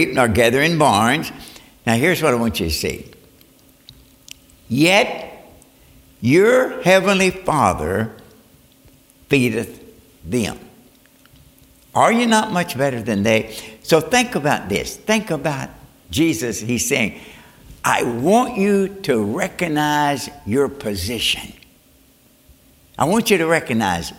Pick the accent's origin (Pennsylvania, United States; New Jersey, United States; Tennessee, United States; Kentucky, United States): Kentucky, United States; Northwood; I was born in Northwood, Kentucky, a mining town